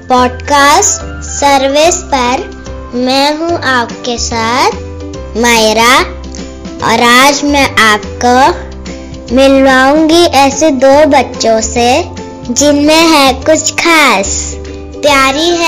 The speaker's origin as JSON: {"language": "Hindi", "town": "Rohtak", "region": "Haryana", "country": "India", "tie": "born there", "said": "मेरा जन्म हरियाणा के रोहतक शहर में हुआ है"}